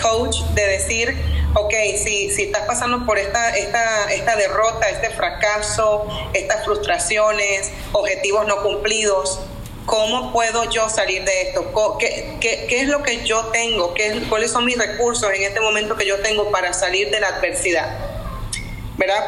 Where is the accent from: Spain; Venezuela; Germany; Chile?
Venezuela; moved away as an adult; now in North Carolina, United States; vengo de Venezuela, así como me dijiste, soy venezolana, vivo en Estados Unidos hace más de veinte años.